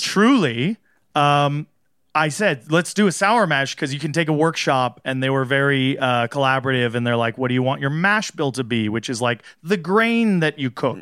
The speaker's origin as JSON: {"language": "English", "region": "Southern California", "country": "United States", "tie": "born or raised there", "said": "I grew up in Southern California"}